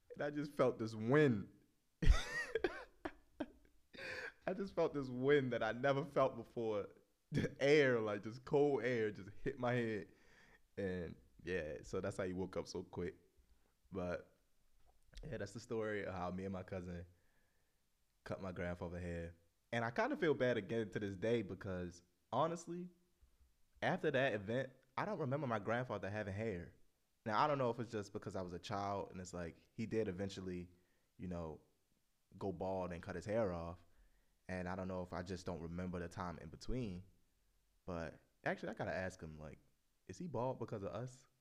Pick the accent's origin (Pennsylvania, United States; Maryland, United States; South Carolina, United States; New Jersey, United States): Maryland, United States; Baltimore; growing up in Baltimore alone is, like, so many stories to tell